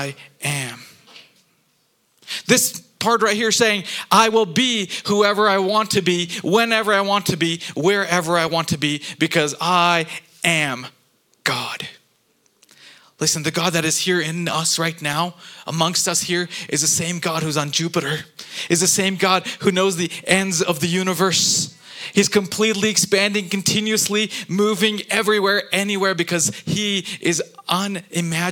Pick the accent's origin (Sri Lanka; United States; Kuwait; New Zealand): Kuwait; moved away; growing up in Kuwait